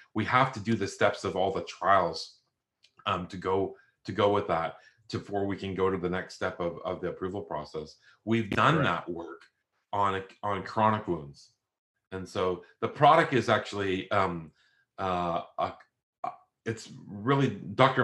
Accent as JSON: {"language": "English", "country": "Canada", "moved": "as an adult", "lives_now": "Australia", "said": "I'm Canadian"}